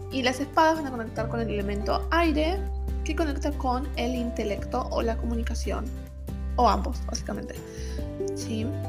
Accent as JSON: {"language": "Spanish", "region": "Buenos Aires", "country": "Argentina", "moved": "as an adult", "lives_now": "San Francisco, United States", "said": "yo soy de Buenos Aires, Argentina, pero estoy viviendo en San Francisco California, Estados Unidos."}